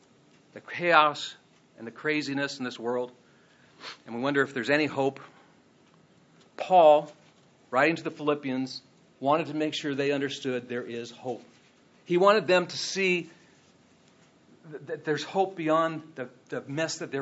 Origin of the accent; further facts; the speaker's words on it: Ireland; now in United States; I was born in Ireland